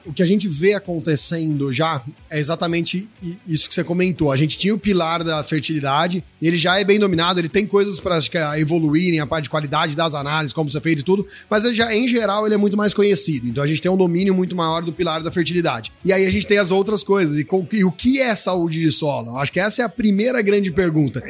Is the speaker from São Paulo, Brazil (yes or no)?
yes; Ribeirão Preto, São Paulo, Brazil; Eu sou, então, natural de Ribeirão Preto, São Paulo